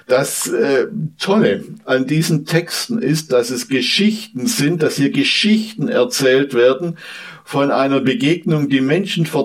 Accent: southwest Germany, Germany; Ja, ich komme aus dem Südwesten dieser Republik

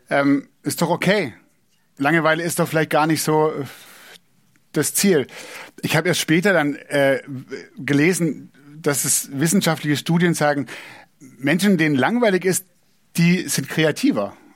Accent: Southern Germany, Germany; ich bin in Süddeutschland aufgewachsen, wenn man in Süddeutschland wohnt, ist es nicht so weit nach Italien wie von Berlin.

